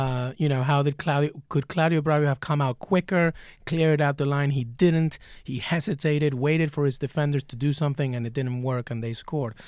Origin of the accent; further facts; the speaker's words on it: England, United Kingdom; growing up in England with my dad